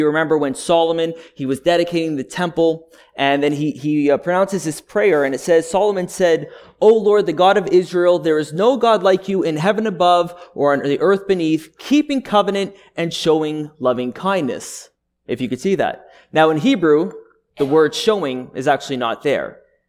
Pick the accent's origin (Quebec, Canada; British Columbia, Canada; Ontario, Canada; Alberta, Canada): Quebec, Canada; Montreal; I was born and raised up in Montreal, in Quebec.